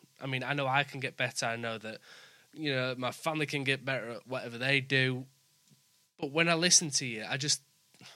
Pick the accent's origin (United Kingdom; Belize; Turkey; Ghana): United Kingdom; Leeds, Yorkshire and the Humber; accent: Yorkshire and Brummie; also born or lived in West Bromwich / Wakefield; now in York, United Kingdom; I was born in West Brom, but I've lived in Leeds since I was five